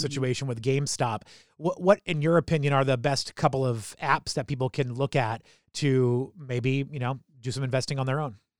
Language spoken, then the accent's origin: English; New Hampshire, United States; moved away as an adult; also born or lived in Philadelphia; now in Baltimore, United States; I grew up in New Hampshire